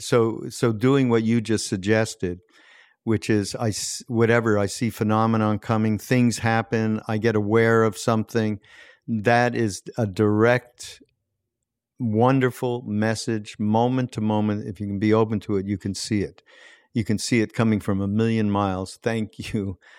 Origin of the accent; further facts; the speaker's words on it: Montreal, Quebec, Canada; I grew up in Montreal